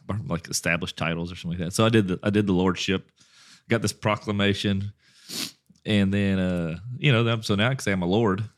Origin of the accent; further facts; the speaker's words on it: Westlake, Louisiana, United States; where my hometown is.